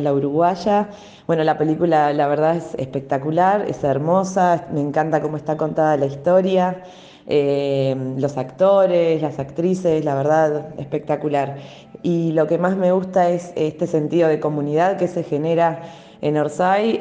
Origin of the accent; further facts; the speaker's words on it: Mar del Plata, Buenos Aires Province, Argentina; soy de Mar del Plata.